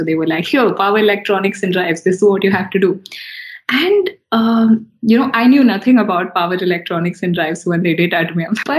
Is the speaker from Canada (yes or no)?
no; Talcher, Odisha, India; born there; also born or lived in Chennai / Gurgaon / Hyderabad; So I was born in Talcher, and then I've lived in Chennai, I've lived in Gurgaon, I've been living in Hyderabad for the most part.